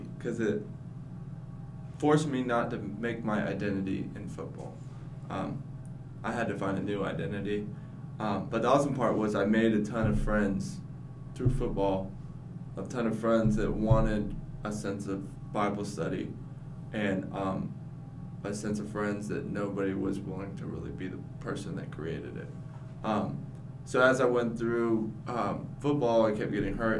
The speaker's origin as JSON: {"language": "English", "town": "Asheville", "region": "North Carolina", "country": "United States", "said": "I'm from Asheville, North Carolina"}